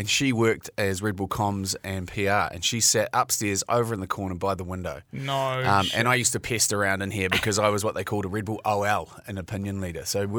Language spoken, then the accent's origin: English; Mount Maunganui, Bay of Plenty, New Zealand; moved away as an adult; now in Auckland, New Zealand; Like, I'm being from the Mount.